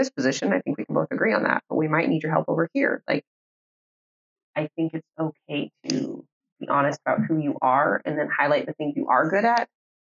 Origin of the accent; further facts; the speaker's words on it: Oklahoma, United States; I'm from Oklahoma. I'm from the South-ish.